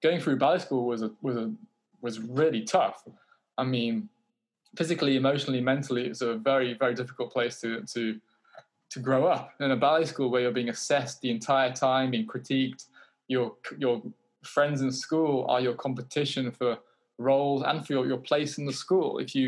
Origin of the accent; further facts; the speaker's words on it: United Kingdom; I'm British